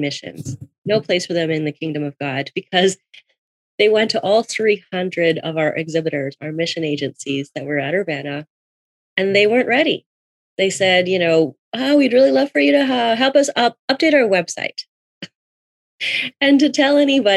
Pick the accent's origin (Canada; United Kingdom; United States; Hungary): Canada; I'm living in Toronto. I'm from Canada.